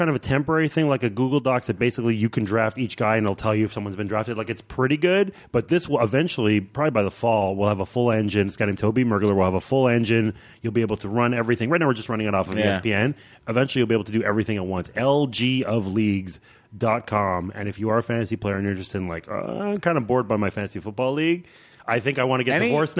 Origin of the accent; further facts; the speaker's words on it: Canada; I'm Canadian, so I feel like 10% empathy.